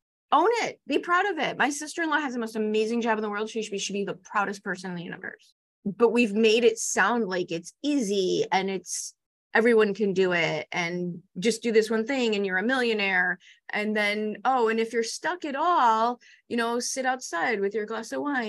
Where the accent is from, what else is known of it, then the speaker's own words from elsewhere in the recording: Chicago, Illinois, United States; I'm 5 feet tall and I grew up in Chicago.